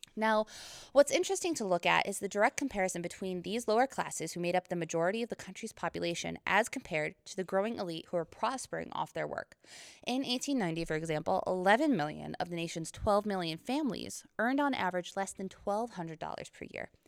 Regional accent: Pompey, New York, United States; my hometown in Pompey, New York

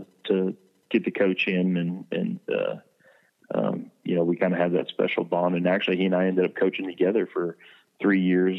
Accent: California, United States; moved away as an adult; now in Selma, United States; I'm not from Selma. I'm actually from California, and I actually moved out to Selma back in about 2003

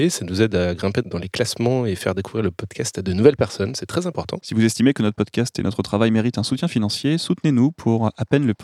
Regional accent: Lyon, Auvergne-Rhône-Alpes, France; je, viens de Lyon.

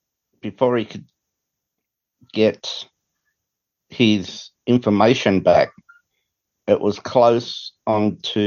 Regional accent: Australia; now in United States; I am an Australian who's living in the US and I have citizenship

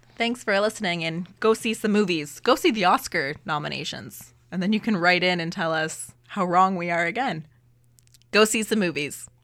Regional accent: Canada

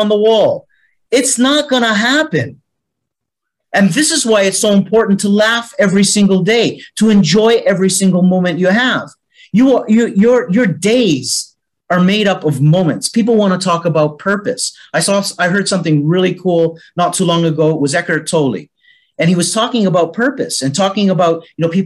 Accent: Canada; now in Malta; as you can hear with my accent, I'm originally from Canada. Was born in Canada. Yet I've been living for the last 42 years. On the island of Malta

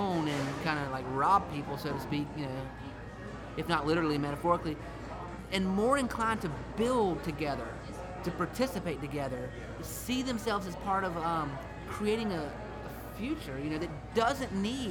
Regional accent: South Carolina, United States; I'd say South Carolina

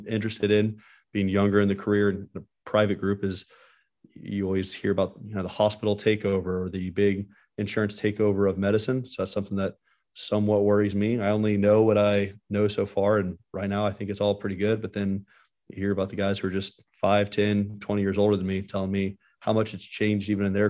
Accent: Dallas, Texas, United States; also born or lived in Miami, Florida / Philadelphia; I grew up in Dallas, which is the same city I'm practicing in now.

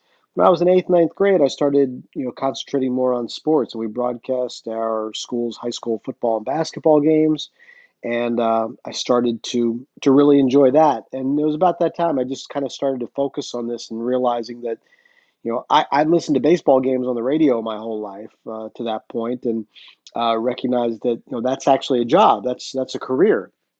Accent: Middletown, Pennsylvania, United States; moved away as an adult; now in New York City, United States; because I grew up in Middletown, Pennsylvania

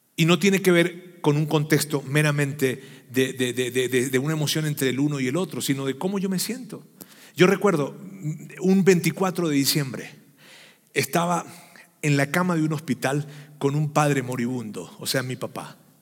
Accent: Venezuela; los que somos venezolanos sabemos que los diciembre lo que hay es gaita y es pan de jamón

